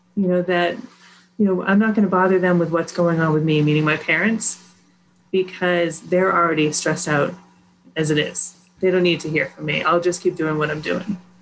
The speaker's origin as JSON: {"language": "English", "town": "Sudbury", "region": "Massachusetts", "country": "United States", "tie": "born or raised there", "said": "I grew up in Sudbury, Mass"}